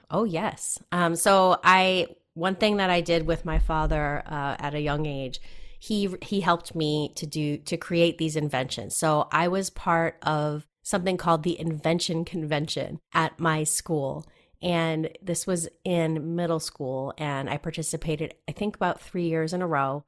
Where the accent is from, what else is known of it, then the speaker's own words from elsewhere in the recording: New Hampshire, United States; moved away as an adult; also born or lived in New York City; I'm from New Hampshire.